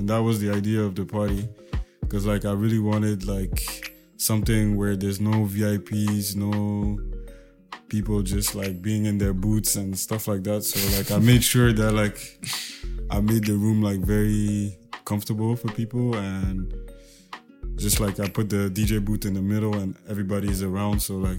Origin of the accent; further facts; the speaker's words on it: Ethiopia; Growing up in Ethiopia is like, it's amazing because it's basically the capital of politics in Africa